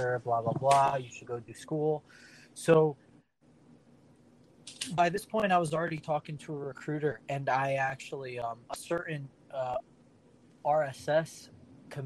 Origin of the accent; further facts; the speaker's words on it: Freehold, New Jersey, United States; also born or lived in Colts Neck, New Jersey; originally from Freehold, New Jersey, is my hometown.